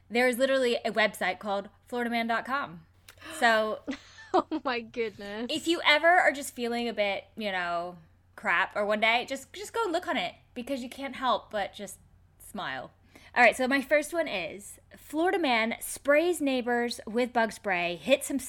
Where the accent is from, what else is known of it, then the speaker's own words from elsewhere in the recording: Canada; I'm Canadian.